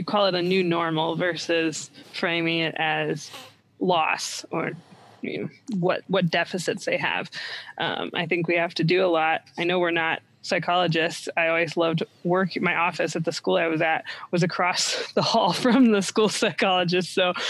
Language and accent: English; Columbus, Ohio, United States; That's my hometown, Columbus, Ohio.